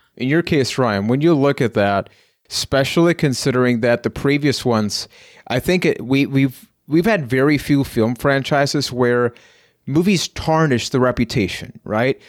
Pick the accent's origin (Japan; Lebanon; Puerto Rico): Puerto Rico; I am from Puerto Rico